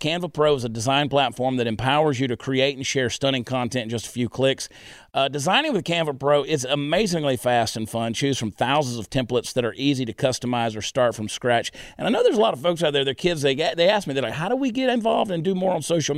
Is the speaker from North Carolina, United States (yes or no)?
no; Texas, United States; I was conceived in Dallas